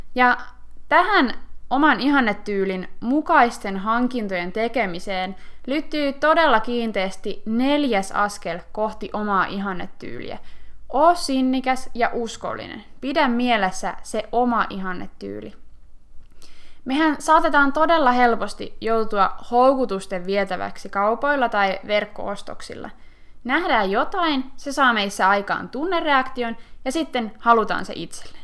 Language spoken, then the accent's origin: Finnish; Finland; me suomalaiset